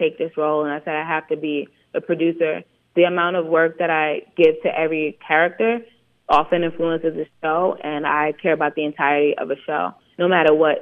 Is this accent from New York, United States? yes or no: yes; New York City, New York, United States; I'm from East New York